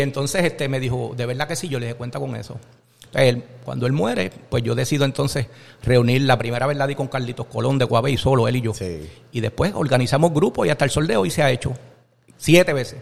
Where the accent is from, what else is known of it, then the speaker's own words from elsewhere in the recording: Jayuya, Puerto Rico; moved away as an adult; cuando yo llegué a la católica asustadito de Jayuya